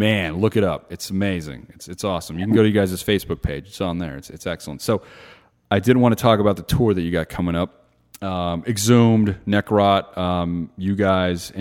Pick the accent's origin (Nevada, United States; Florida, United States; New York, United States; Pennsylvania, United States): Nevada, United States; Las Vegas; I'm from Vegas.